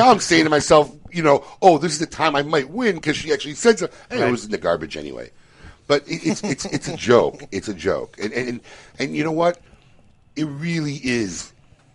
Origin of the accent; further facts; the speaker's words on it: Chicago, Illinois, United States; I grew up in Chicago